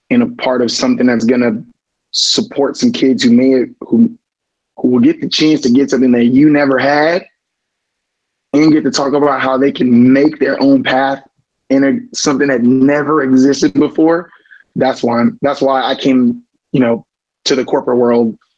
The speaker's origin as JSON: {"language": "English", "region": "Florida", "country": "United States", "said": "We're from Southwest Florida, so I mean, talking about 20 cousins, 10 aunts, everybody's in Florida, um, all originally from Jamaica."}